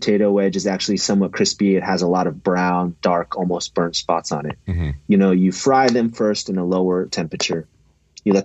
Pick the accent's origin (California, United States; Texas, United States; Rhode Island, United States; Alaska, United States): California, United States; being a Californian